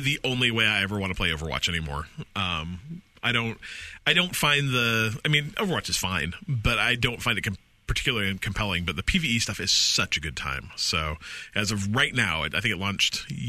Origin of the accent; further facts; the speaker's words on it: Utah, United States; I grew up in Utah.